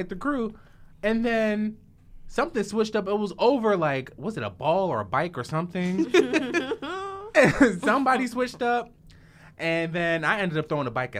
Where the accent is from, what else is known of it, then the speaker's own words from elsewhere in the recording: Jersey City, New Jersey, United States; I'm from Jersey City